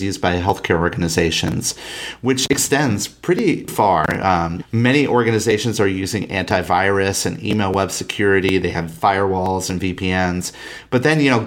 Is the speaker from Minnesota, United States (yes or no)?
yes; Minnesota, United States; in Minnesota, my home state